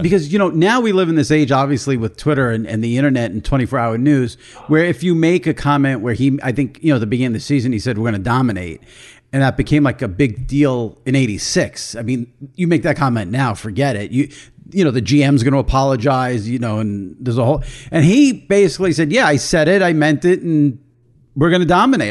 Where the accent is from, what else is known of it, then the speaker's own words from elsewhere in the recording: New York, United States; I'm a New Yorker